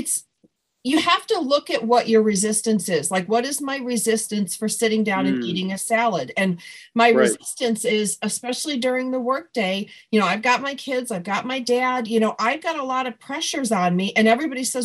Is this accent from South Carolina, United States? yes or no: no; Buffalo, New York, United States; now in Southern California, United States; I'm from Buffalo